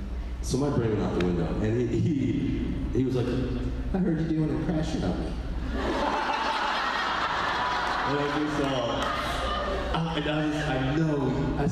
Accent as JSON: {"language": "English", "region": "New York", "country": "United States", "tie": "born or raised there", "said": "I grew up in New York"}